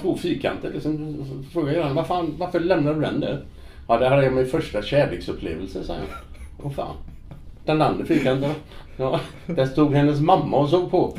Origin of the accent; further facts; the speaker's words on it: Gothenburg, Västra Götaland, Sweden; moved away as an adult; also born or lived in Netherlands / Florence, Italy / Liverpool, England; det var ju var kul att vara hemma i Göteborg